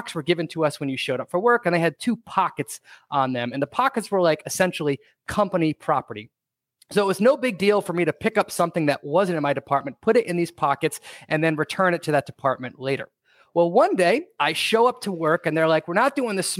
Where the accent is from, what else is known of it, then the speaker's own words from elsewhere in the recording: Rhode Island, United States; one of the first jobs that I had when I was growing up in Rhode Island was at a local clothing store called Bob Stores